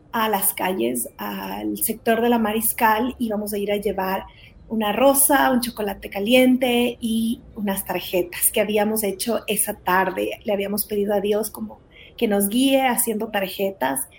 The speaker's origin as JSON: {"language": "Spanish", "country": "Ecuador", "tie": "born or raised there", "also_born_or_lived": "Guatemala", "said": "Em, yo soy de Guatemala, mi familia vino a Ecuador cuando yo tenía seis años, venimos como misioneros al Ecuador y la verdad es que crecimos sirviendo"}